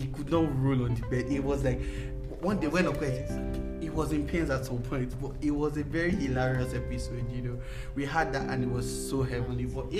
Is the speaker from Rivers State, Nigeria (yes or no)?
no; Lagos, Nigeria; I grew up in Lagos